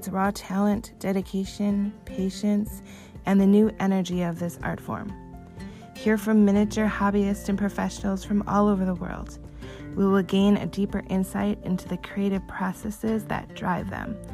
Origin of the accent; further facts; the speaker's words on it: Wisconsin, United States; I'm from Wisconsin, so that's where I'm calling in from.